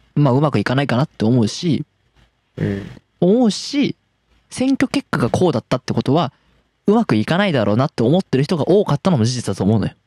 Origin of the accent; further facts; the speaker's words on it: Tohoku, Japan; 私東北出身東北東北生まれ東北育ち